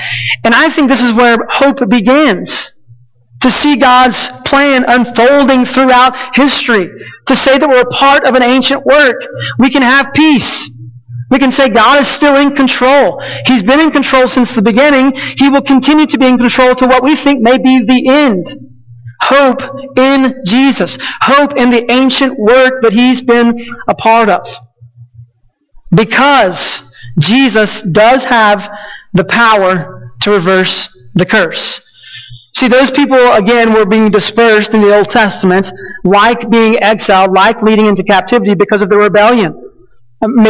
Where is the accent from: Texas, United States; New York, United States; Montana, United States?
Texas, United States; moved away as an adult; now in New Mexico, United States; I know wholeheartedly I'm Texan. Indoctrinated by it. Born with Texas diapers.